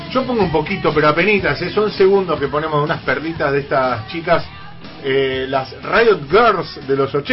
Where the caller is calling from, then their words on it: San Martín, Buenos Aires Province, Argentina; Hola, buen día … de San Martín.